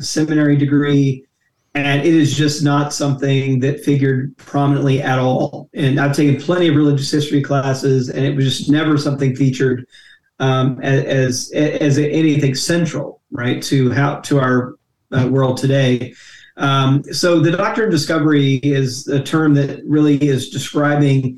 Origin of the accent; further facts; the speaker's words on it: Jackson, Mississippi, United States; I grew up in Jackson, Mississippi, went to public schools in Jackson, Mississippi